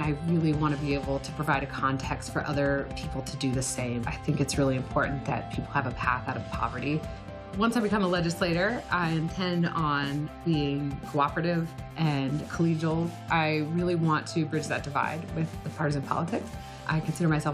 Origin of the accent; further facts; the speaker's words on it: New Hampshire, United States; moved away as an adult; also born or lived in North Carolina; I grew up in New Hampshire